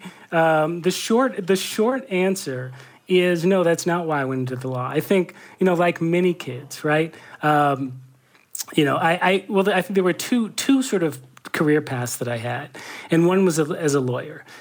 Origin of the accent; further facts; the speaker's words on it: Brookline, Massachusetts, United States; also born or lived in Boston; I grew up in Brookline, Massachusetts. I was born in Boston.